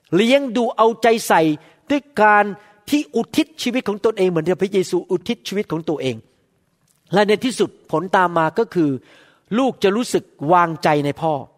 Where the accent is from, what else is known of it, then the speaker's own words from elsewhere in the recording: Bangkok, Thailand; moved away; ผมจบที่อัสมชัญได้ที่หนึ่ง